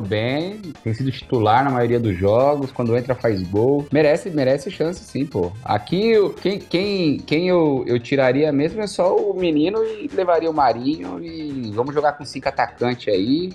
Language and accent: Portuguese; Brazil; como bons brasileiros